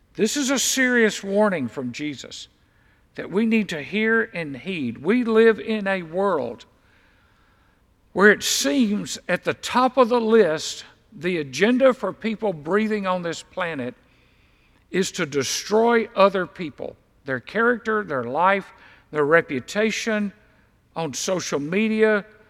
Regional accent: Deep South, United States; I was raised in the deep south. I was raised in the Bible Belt

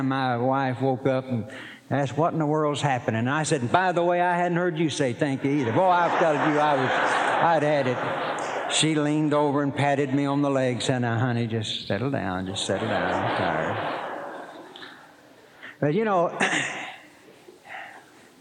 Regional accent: Poteau, Oklahoma, United States; I was born in Poto, Oklahoma

